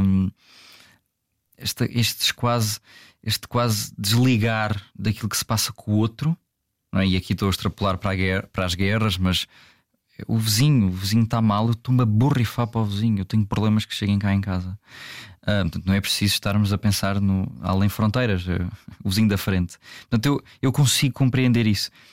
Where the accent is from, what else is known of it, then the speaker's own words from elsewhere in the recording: Algarve, Portugal; accent: Algarvian; o meu sotaque pouco, mas uh, algarvio